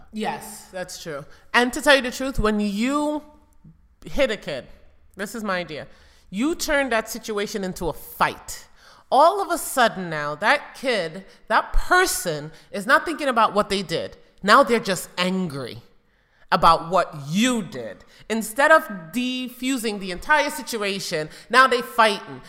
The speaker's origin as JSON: {"language": "English", "town": "New York City", "region": "New York", "country": "United States", "tie": "born or raised there", "said": "growing up in New York City with drive-by shootings"}